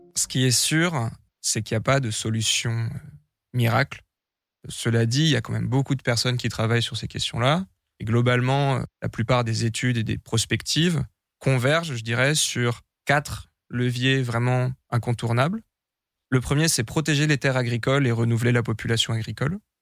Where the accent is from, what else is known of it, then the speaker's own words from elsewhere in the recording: Brie, Île-de-France, France; J'ai grandi dans la Brie, une grande plaine à l'est de Paris